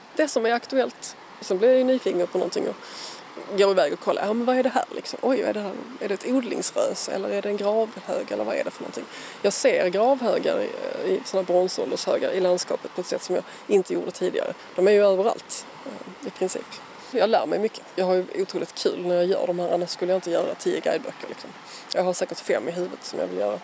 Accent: Skåne, Sweden; also born or lived in Malmö; jag är uppvuxen på Österlen

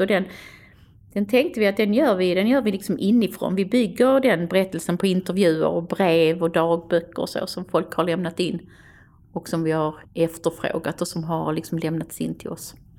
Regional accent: Stenshuvud, Skåne, Sweden; Jag växte upp vid Stenshuvud, så Stenshuvud var ett andra hem för mig.

